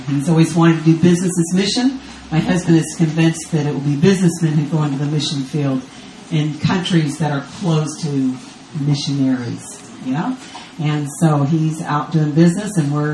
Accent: Texas, United States; moved away as an adult; now in Israel; I'm American from Texas, but I don't live in the U.S. anymore. I live in Israel on the Sea of Galilee.

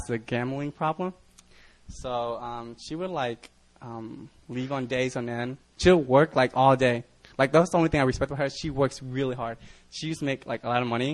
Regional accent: United States; also born or lived in Vietnam; I'm Vietnamese, so I come from the Vietnam. So I immigrated over here when I was like 3 years old to America with nothing

